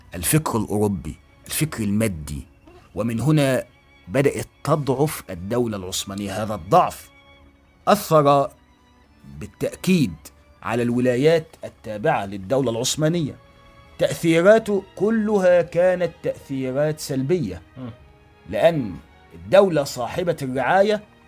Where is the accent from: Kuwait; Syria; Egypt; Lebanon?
Egypt; عندنا في مصر هنا